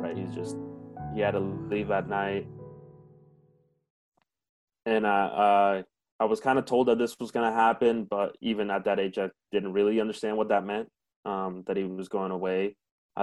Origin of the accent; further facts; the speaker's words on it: Grand Island, Nebraska, United States; English is a second language; also born or lived in Mexico; I was born here in Grand Island, Nebraska